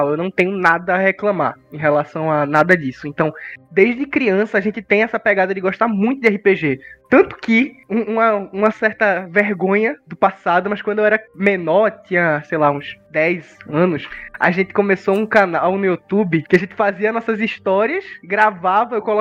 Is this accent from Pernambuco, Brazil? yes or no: yes; Recife, Pernambuco, Brazil; Sou de Recife